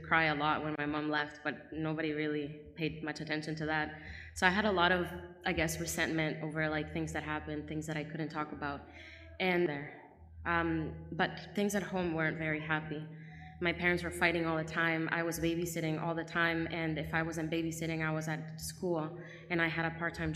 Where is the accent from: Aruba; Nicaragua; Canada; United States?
Nicaragua; I was born in Nicaragua